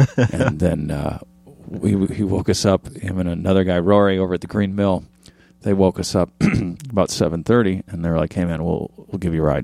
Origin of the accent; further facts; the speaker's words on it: Orange County, California, United States; also born or lived in Midwest; I grew up in Orange County. We moved from the Midwest to Orange County when I was a kid